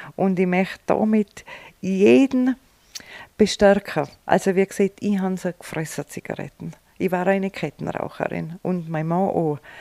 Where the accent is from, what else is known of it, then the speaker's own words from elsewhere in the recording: Vils, Tyrol, Austria; Ein richtiger Filzerer